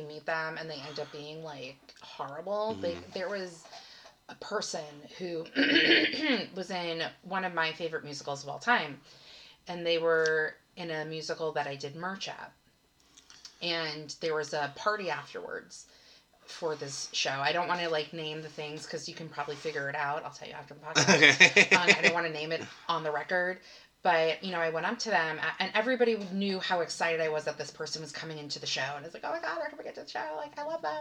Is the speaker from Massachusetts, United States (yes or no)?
no; Long Island, New York, United States; I'm from Long Island.